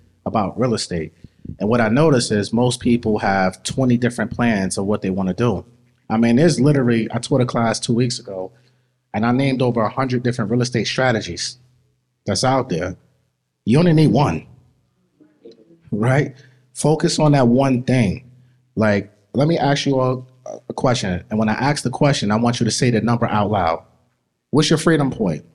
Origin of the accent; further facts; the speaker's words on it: New York City, New York, United States; also born or lived in Queens, New York; I was born in Brooklyn, raised in Brooklyn